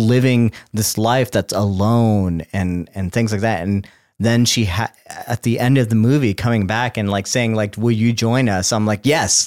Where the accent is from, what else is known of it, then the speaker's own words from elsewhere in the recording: South Texas, United States; I grew up in South Texas